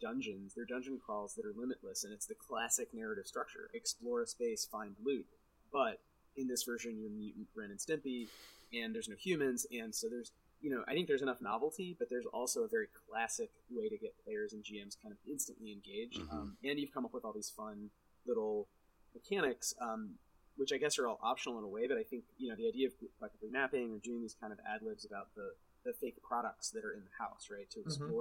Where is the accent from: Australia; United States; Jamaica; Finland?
United States; the suburban South; growing up in the suburban South